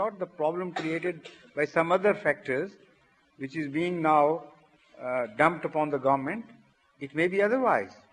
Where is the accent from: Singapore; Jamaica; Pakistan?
Pakistan; I'm a Pakistani